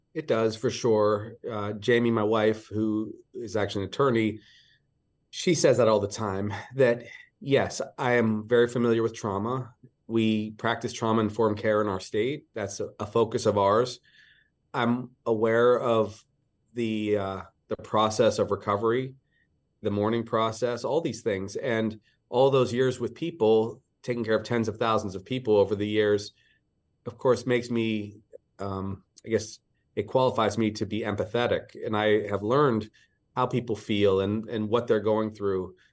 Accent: Pittsburgh, Pennsylvania, United States; moved away as an adult; now in Hawaii, United States; I grew up in the East. I, uh, was a Pittsburgh kid

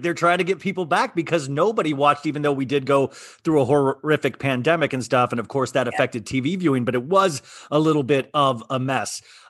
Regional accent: Olathe, Kansas, United States; I'm from Olathe, Kansas.

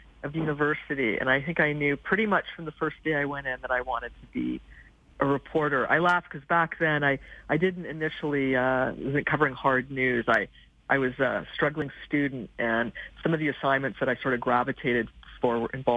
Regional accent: Calgary, Alberta, Canada; moved away; I was born and raised in Calgary, and I grew up in around Brentwood

